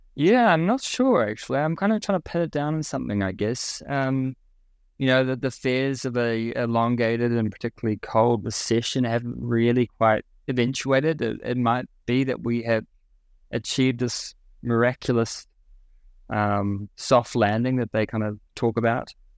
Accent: New Zealand; moved away as an adult; now in Singapore; I grew up in New Zealand and kind of my early career in New Zealand

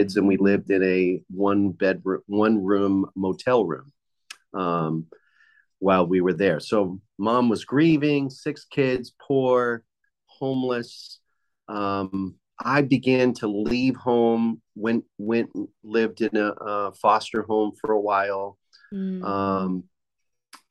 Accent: Boston, Massachusetts, United States; also born or lived in Cape Cod, Massachusetts; I grew up in Boston, Massachusetts

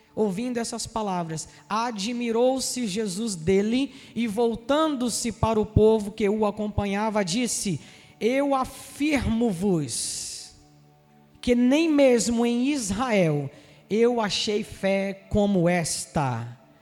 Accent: Rio de Janeiro, Brazil; accent: Carioca

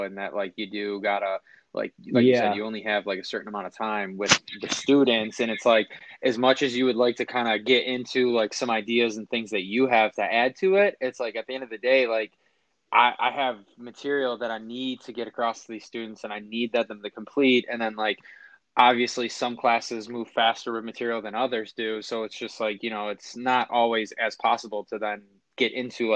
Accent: Buffalo, New York, United States; also born or lived in Lancaster, New York; the school district I grew up in Buffalo and Lancaster

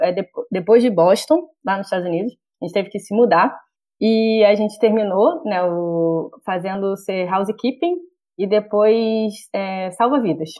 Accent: Rio de Janeiro, Brazil; eu sou do Rio

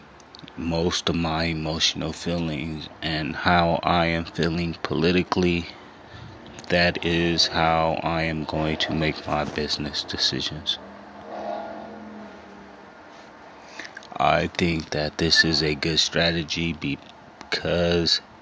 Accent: Los Angeles, California, United States; Growing up in Los Angeles

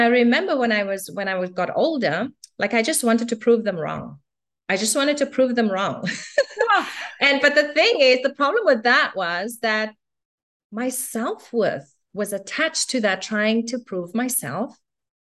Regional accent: Cape Town, Western Cape, South Africa; I was born and raised in South Africa in Cape Town in the 70s.

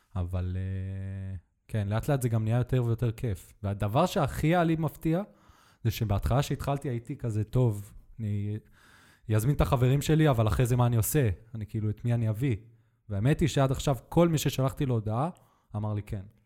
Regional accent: Netanya, Israel; also born or lived in Colombia; ידעתי רק ספרדית, כי גם אני חזרתי לארץ מקולומביה. גרתי כמה שנים שם

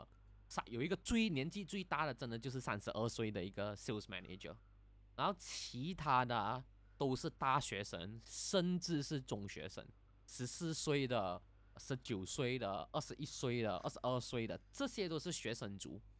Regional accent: Hong Kong; 可是不管怎样都好，呃，我始终不会加入勇武派啦。我是香港人，就

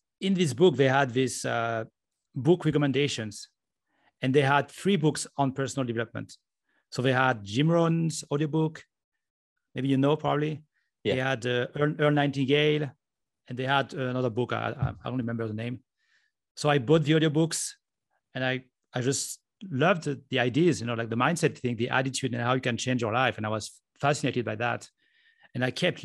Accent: France; moved away as an adult; also born or lived in Japan; now in Estonia; I'm from France

